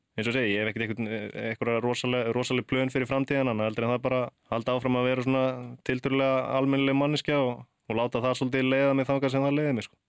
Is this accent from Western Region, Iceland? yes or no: yes; Akranes, Western Region, Iceland; moved away as an adult; ólst upp upp á Akranesi